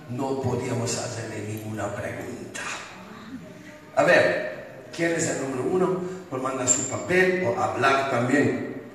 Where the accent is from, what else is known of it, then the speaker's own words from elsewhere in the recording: Bogotá, Colombia; Y soy de Bogotá.